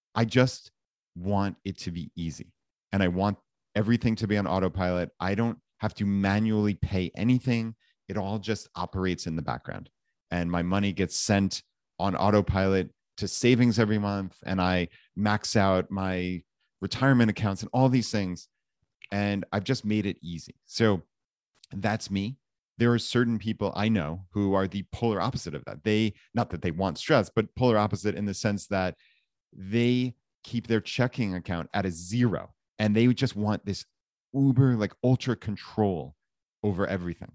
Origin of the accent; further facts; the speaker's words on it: Long Island, New York, United States; moved away as an adult; we grew up right outside of New York City, so in, uh, Long Island, so suburb of, of New York City